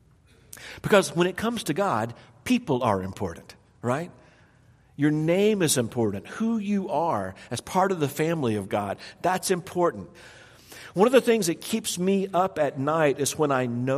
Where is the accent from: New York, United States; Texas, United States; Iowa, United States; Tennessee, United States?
Tennessee, United States; I grew up in Tennessee